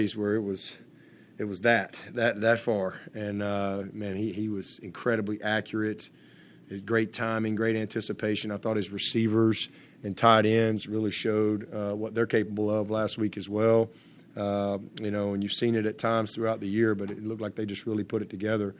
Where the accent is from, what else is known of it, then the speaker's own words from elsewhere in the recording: Alabama, United States; I grew up in Alabama.